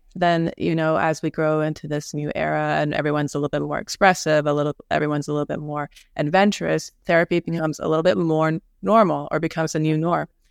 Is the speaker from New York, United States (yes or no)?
yes; New York, United States; I'm from New York. I'm here in New York